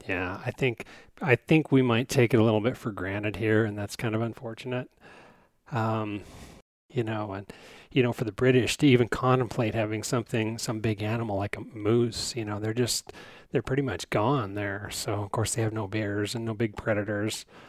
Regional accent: Wyoming, United States; I'm from Wyoming

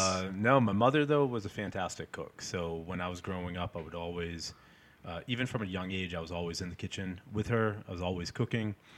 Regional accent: Peabody, Massachusetts, United States; also born or lived in Salem, Massachusetts; lived in Peabody my whole life

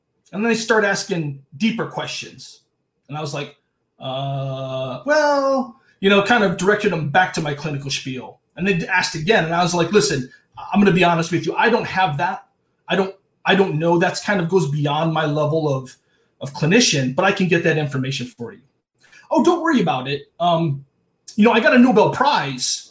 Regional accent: Cleveland, Ohio, United States; moved away; I'm not from an island. I'm from Cleveland.

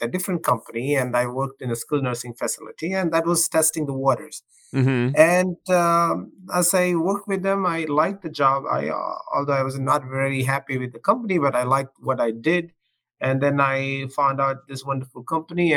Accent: South India, India; moved away as an adult; also born or lived in Ohio, United States; now in United States; I was born in India, in the southern part of India, and I went to school there, and I did my undergrad there. And I came to this country when I was 24.

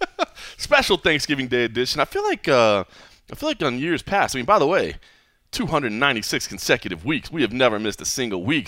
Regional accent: Dallas, Texas, United States; being born and raised in Dallas

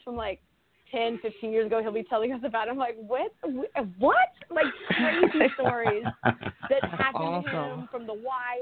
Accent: Oakland, California, United States; I come from Oakland. I grew up in a couple of towns.

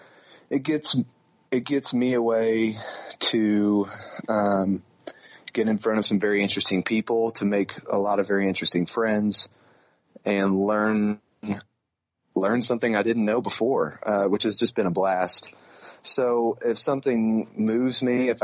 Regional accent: Floyds Knobs, Indiana, United States; I grew up on Valley View Golf Club, which is just a little muni in Floyd's Knobs, Indiana

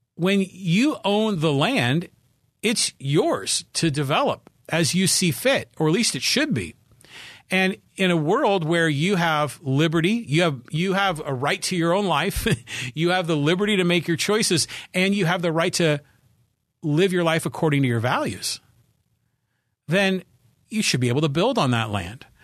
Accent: Poway, California, United States; here in my hometown of Poway, California. We're a suburb of San Diego.

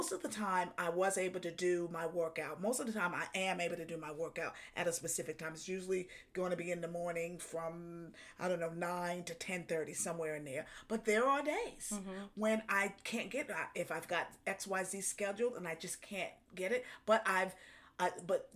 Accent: New York, United States; I'm from New York.

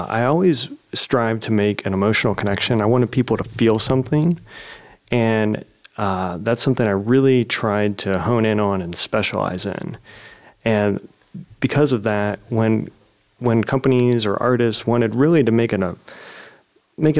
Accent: Zanesville, Ohio, United States; a local coffee shop in my hometown, Zanesville

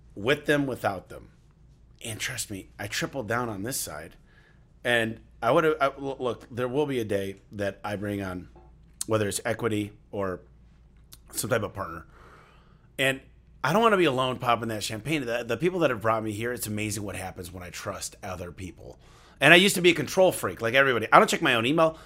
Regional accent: Michigan, United States; I grew up in Michigan, shoveling snow. That's what we do in the Midwest

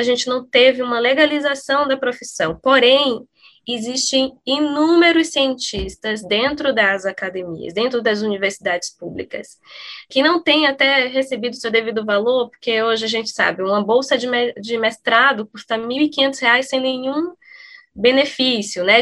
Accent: Brazil; eu pessoalmente sendo brasileira

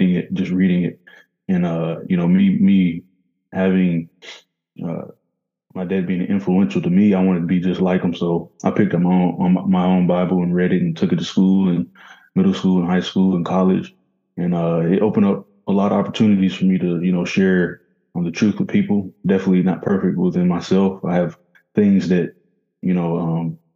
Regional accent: Murfreesboro, Tennessee, United States; I grew up in Murfreesboro, Tennessee. It's about 30 minutes from Nashville

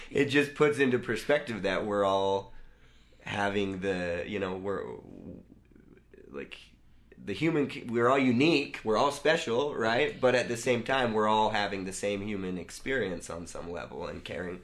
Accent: United States

